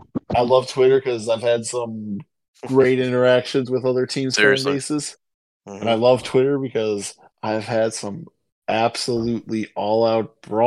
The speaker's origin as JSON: {"language": "English", "region": "Minnesota", "country": "United States", "tie": "born or raised there", "said": "I was born in Minnesota"}